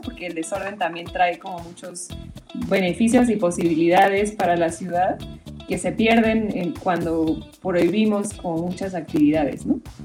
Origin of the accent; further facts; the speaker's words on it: Mexico; así somos los mexicanos o los latinos